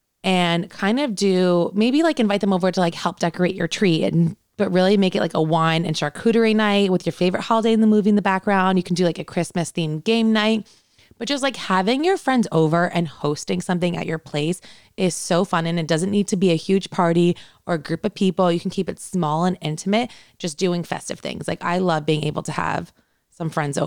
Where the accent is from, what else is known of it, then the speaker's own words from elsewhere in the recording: New York City, New York, United States; now in Los Angeles, United States; growing up in Brooklyn